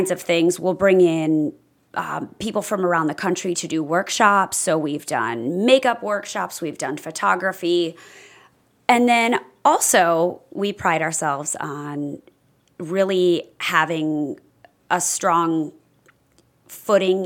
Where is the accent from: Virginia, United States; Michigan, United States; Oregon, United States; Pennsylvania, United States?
Michigan, United States; Grand Rapids; moved away as an adult; now in Punta Gorda, United States; I am a northerner. I was born in Grand Rapids, Michigan